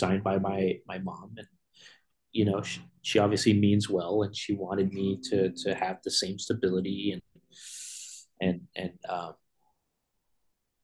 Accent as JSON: {"language": "English", "area": "Bay Area", "region": "California", "country": "United States", "tie": "born or raised there", "also_born_or_lived": "Connecticut", "said": "I'm originally from the Bay Area. I was born on the East Coast in Connecticut on a submarine base, and then I moved to the Bay Area when I was like around two to three years old"}